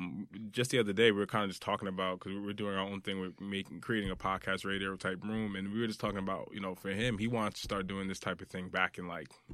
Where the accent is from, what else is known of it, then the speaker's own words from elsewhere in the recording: Brooklyn, New York, United States; born there; I was born in Brooklyn. So growing up, I was out here a lot, especially on weekends with family.